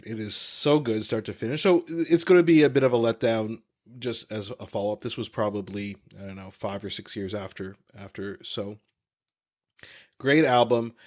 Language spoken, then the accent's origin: English; Canada; growing up in Canada